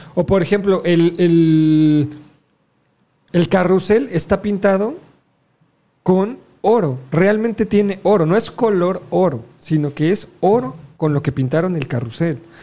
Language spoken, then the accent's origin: Spanish; Mexico; los alebrijes eran parte de, de nuestra cultura